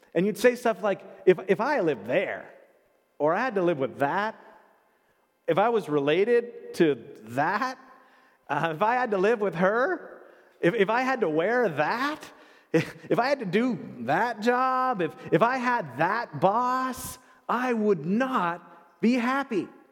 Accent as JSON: {"language": "English", "country": "Canada", "tie": "born or raised there", "said": "I was born in Canada. I am a Canadian citizen."}